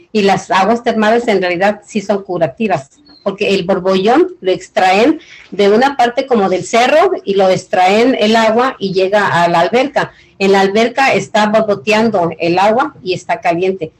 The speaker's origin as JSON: {"language": "Spanish", "town": "Ixtapan de la Sal", "region": "State of Mexico", "country": "Mexico", "tie": "born or raised there", "also_born_or_lived": "South Los Angeles", "moved": "yes", "lives_now": "Los Angeles, United States", "said": "yo crecí en Ixtapel de la Sal, es en el Estado de México"}